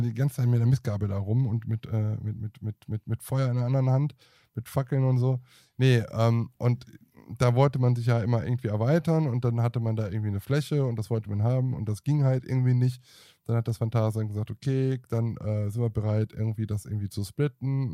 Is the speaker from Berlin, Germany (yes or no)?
no; Aachen, North Rhine-Westphalia, Germany; Ich bin Aachener.